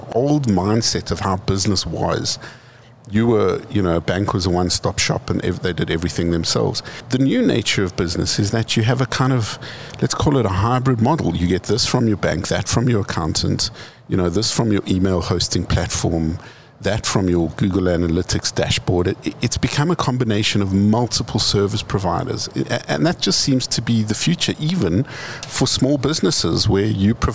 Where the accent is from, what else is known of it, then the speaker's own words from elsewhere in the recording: Johannesburg, Gauteng, South Africa; we're from Joburg. Joburg is a hustler city